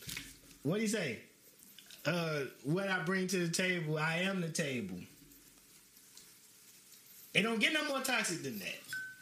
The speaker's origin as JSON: {"language": "English", "town": "Chicago", "region": "Illinois", "country": "United States", "tie": "born or raised there", "said": "Technically, I'm from all Fullerton. You know what I'm saying? Because that's where I grew up. But I actually moved from over there in the middle of high school. But I spent the majority of my time over there."}